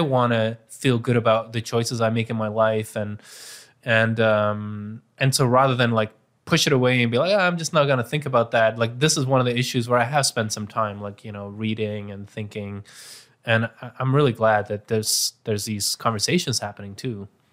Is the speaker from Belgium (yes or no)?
yes; Bruges, Flanders, Belgium; my hometown Bruges